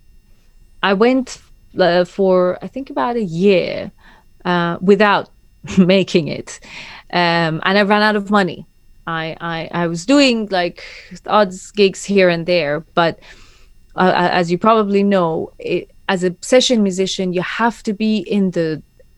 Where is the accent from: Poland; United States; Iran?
Iran; Tehran, Tehran Province; moved away as an adult; now in London, United Kingdom; I've lived in London longer than I have lived in Tehran.